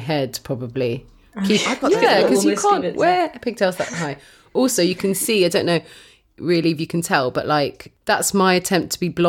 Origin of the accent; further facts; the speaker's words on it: the South, United States; accent: Southern; it sounds weird when I say his name with my southern accent